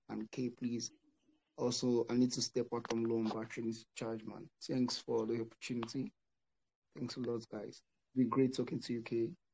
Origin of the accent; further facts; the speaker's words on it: Nigeria; also born or lived in South Africa; I was born in South Africa, but uh, raised in Nigeria.